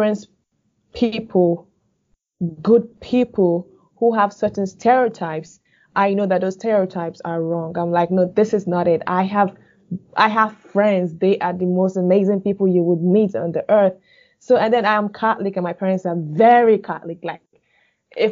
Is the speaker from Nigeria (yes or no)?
yes; Northern Nigeria, Nigeria; moved away as an adult; now in Normal, United States; So I was born in the northern part of Nigeria, though my parents are from the eastern part of Nigeria, which makes me from the eastern part of Nigeria. But I grew up in the northern part of Nigeria